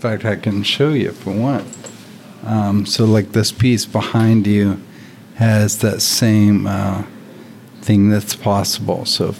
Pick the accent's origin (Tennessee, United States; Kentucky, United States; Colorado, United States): Tennessee, United States; Nashville; Nashville, Tennessee.